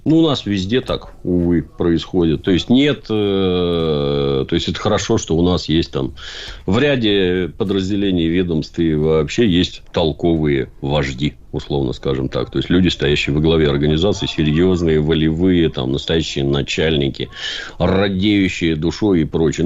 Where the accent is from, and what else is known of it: Saint Petersburg, Russia